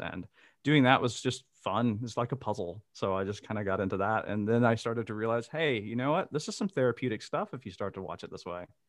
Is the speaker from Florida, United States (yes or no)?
no; Mississippi, United States; moved away as an adult; now in Amsterdam, Netherlands; I am originally from Mississippi and I now live in Amsterdam in the Netherlands.